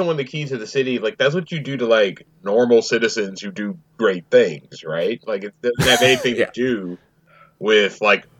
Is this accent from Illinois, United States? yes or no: yes; Chicago, Illinois, United States; as a Chicagoan here